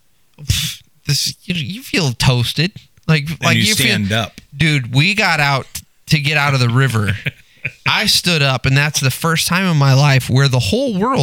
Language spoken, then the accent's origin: English; Texas, United States; moved away; I'm originally from Texas, came up here, married my wife